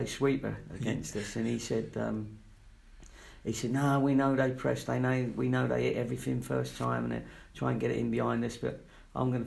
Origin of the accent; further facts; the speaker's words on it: London, United Kingdom; also born or lived in Watford / Latvia / Yeovil; now in Bristol, United Kingdom; I was born in Fulham, so I wasn't a million miles away from Watford